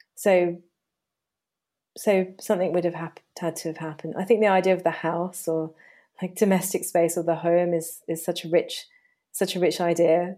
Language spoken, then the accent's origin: English; Hayes, London, United Kingdom; moved away as an adult; also born or lived in Surrey; now in Hampshire, United Kingdom; growing up in Hayes and quite a working-class environment